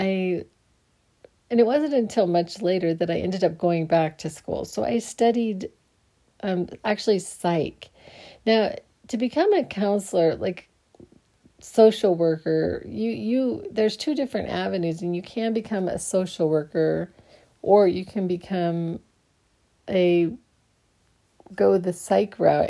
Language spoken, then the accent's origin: English; Phoenix, Arizona, United States; I grew up in Phoenix. So I grew up in Phoenix, Arizona.